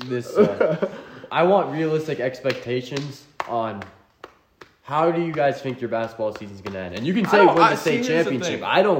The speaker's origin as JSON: {"language": "English", "town": "Niles", "country": "United States", "said": "I'm from Niles"}